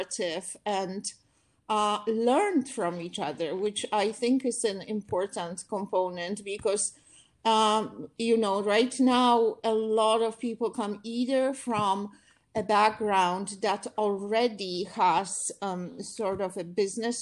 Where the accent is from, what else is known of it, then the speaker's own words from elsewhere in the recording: Poland; moved away as an adult; also born or lived in Warsaw; now in New York, United States; I came from Poland